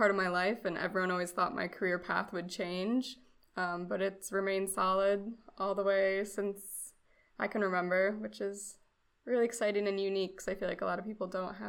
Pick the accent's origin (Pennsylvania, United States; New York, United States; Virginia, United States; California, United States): New York, United States; Rochester; moved away as an adult; now in Vero Beach, United States; I go by she, her pronouns. I was born near Buffalo in Rochester, New York, so Western New York. And then I moved down to Vero Beach, Florida. And that's where I'm currently at for my master's degree.